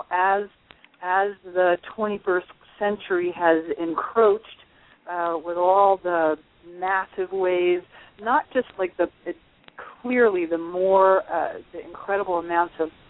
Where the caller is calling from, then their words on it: New York, United States; I'm in the Catskill Mountains.